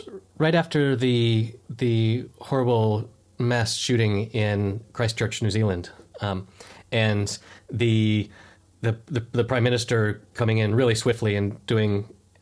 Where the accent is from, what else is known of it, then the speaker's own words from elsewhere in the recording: United States; as an American